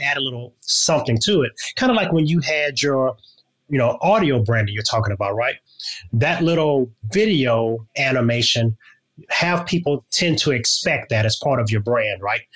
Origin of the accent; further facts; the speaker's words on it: Louisiana, United States; moved away; I'm originally from Louisiana